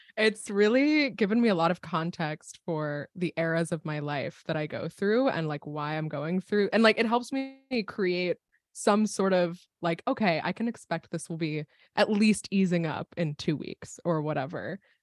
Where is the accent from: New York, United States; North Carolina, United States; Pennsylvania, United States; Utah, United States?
Pennsylvania, United States; State College; I was at Penn State at the time, which is where I grew up. I grew up in Pennsylvania.